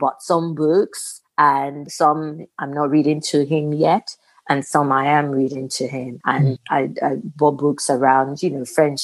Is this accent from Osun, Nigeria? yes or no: yes; Osun, Nigeria; moved away as an adult; also born or lived in England; now in United States; living in England, growing up in Nigeria